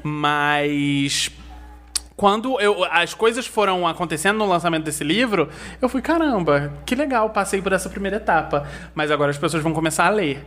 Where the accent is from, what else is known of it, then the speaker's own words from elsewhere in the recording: Nova Friburgo, Rio de Janeiro, Brazil; moved away as an adult; also born or lived in São Paulo; Eu nasci em Friburgo, vivi aqui a minha vida toda e mudei para São Paulo com 22 anos